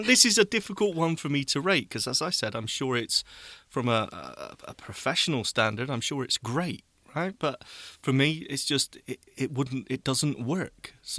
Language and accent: English; United Kingdom; Oh, we're so British, aren't we?